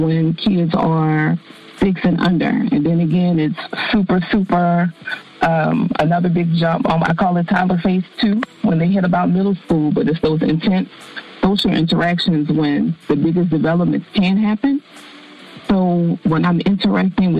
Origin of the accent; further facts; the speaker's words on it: Dallas, Texas, United States; also born or lived in New Orleans, Louisiana; I am from the Dallas area by way of New Orleans